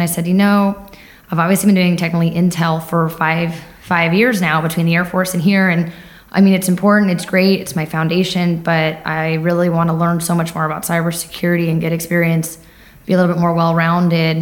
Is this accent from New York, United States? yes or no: yes; Lindenhurst, New York, United States; moved away as an adult; born and raised in New York on Long Island, uh, Lindenhurst, New York.